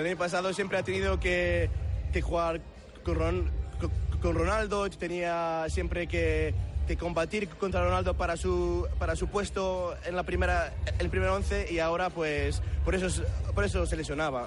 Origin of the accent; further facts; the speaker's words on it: Reading, South East England, United Kingdom; now in Cardiff, United Kingdom; Nací en Inglaterra, eh, nací en Reading y y yo tengo familia eh, en España, mi madre es de Valencia y mi padre es, de Madrid